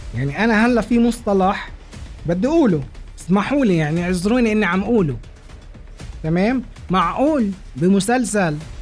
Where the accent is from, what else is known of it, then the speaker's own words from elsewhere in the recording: Lebanon; عنا بلبنان